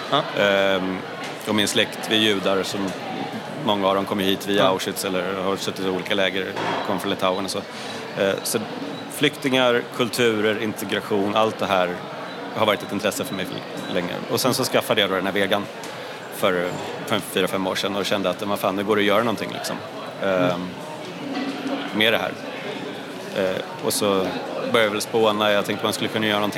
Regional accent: Sweden; Nej, och det är svårt även som svensk. Eller

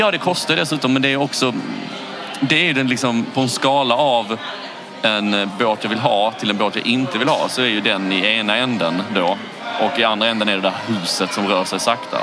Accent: Falsterbo, Skåne, Sweden; jag är ju från eh, Skandinavien Falsterbo

